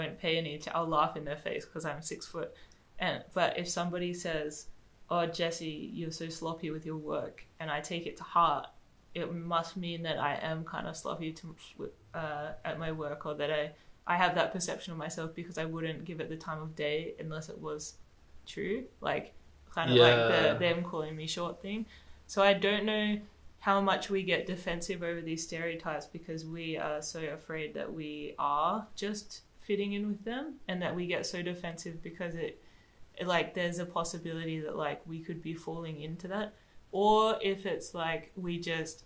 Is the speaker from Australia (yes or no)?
yes; Australia; accent: Australian; moved away; also born or lived in Madagascar; I spoke how I was brought up to speak in Australia